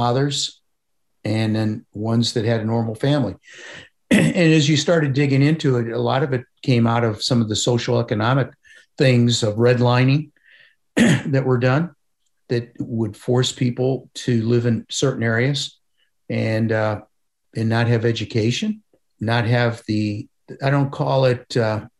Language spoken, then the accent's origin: English; Parma, Ohio, United States; growing up in Parma, where I grew up